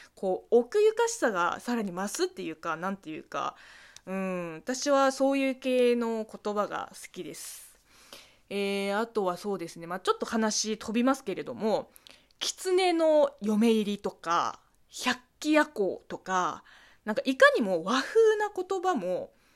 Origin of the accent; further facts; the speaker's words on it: China; 中国生まれ中国育ちの私